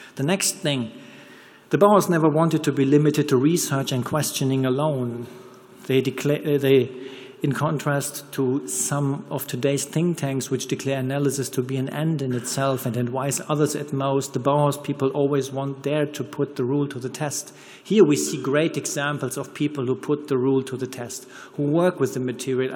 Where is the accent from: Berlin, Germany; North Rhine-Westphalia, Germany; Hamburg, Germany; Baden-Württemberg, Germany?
North Rhine-Westphalia, Germany; Ruhr area; accent: German; English is a second language; I'm from here, I'm from the Ruhrport